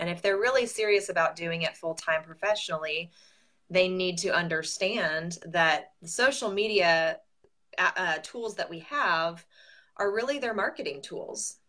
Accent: Southern California, United States; moved away as an adult; now in Nashville, United States; I'm from Southern California originally. I moved to Nashville 14 years ago

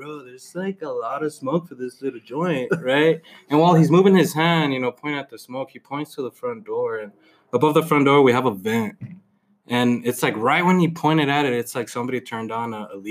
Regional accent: Vinton, Texas, United States; moved away as an adult; I've never lived outside of El Paso.

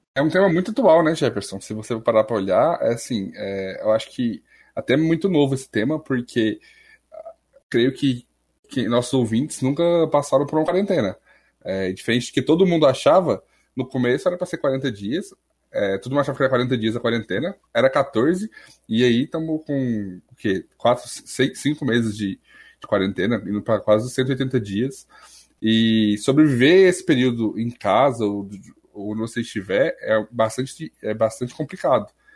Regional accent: Goiás, Brazil; aqui, é tipo, em Goiás, eu sou de Goiás

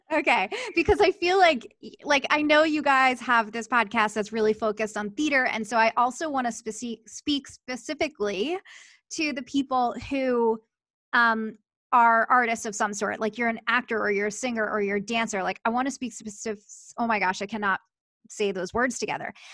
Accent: Philadelphia, Pennsylvania, United States; moved away; I grew up in Philadelphia

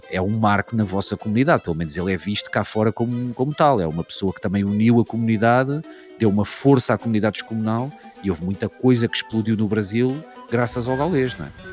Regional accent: Odivelas, Lisbon, Portugal; Eu sou de Odivelas. Odivelas, para quem não sabe, é uma cidade, é um subúrbio de Lisboa

